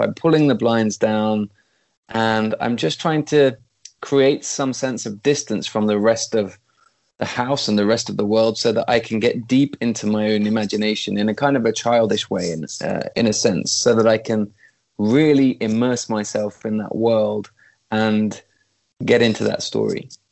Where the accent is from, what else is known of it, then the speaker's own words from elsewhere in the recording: East Midlands, United Kingdom; moved away as an adult; also born or lived in London; now in Sweden; I'm a country boy. I was brought up in the East Midlands in the middle of nowhere